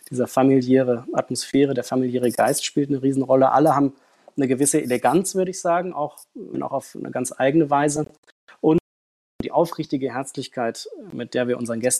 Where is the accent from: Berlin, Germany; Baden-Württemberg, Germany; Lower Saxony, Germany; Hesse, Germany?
Hesse, Germany; Frankfurt; Ich bin in Frankfurt aufgewachsen und habe da ähm, in einem Catering Service und auch in einem Hotel am Empfang gearbeitet.